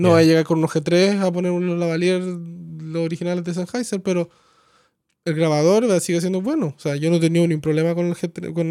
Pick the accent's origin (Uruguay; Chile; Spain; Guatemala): Chile; Coyhaique, Aysén; moved away as an adult; also born or lived in Santiago, Chile; Yo nací en Coyhaique, en Patagonia, al sur de Chile. ¿Y viviste allá? Oh, hasta, los, hasta los 18 y después me fui a estudiar sonido al Vipro en Santiago.